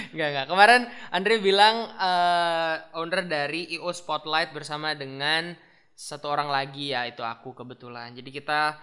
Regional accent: Bali, Indonesia; now in Surabaya, Indonesia; aku kan bukan dari Surabaya basically maksudnya aku gede di Bali ya kan Bali

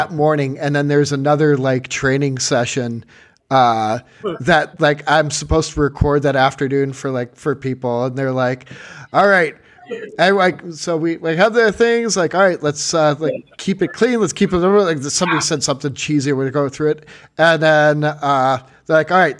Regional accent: Chicago, Illinois, United States; moved away as an adult; also born or lived in Massachusetts; growing up in Chicago.

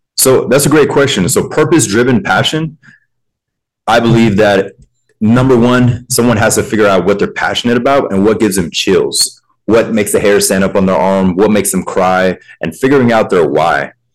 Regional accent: Pensacola, Florida, United States; I grew up in the South as well. I'm originally from Pensacola, Florida, which is in the Panhandle

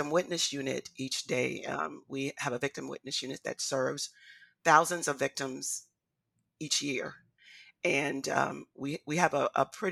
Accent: Charleston, South Carolina, United States; my hometown here in Charleston

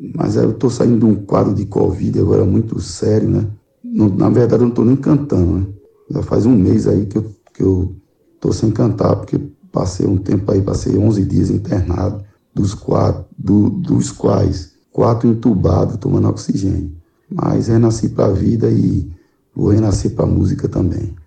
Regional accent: Igarassu, Pernambuco, Brazil; sou aqui de Garaçu, Pernambuco, cidade aqui a 50 quilômetros da capital Recife

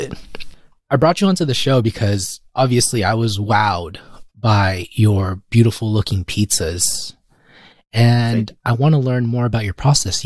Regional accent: California, United States; as a Californian who's been to Vegas in the winter

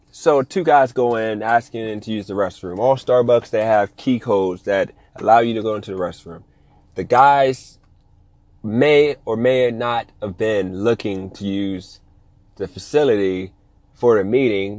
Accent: Ohio, United States; now in Las Vegas, United States; I'm from Ohio

